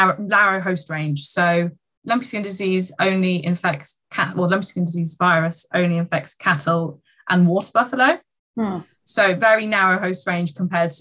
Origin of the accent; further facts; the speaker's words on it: England, United Kingdom; university college in England. So I get to stay in my home country.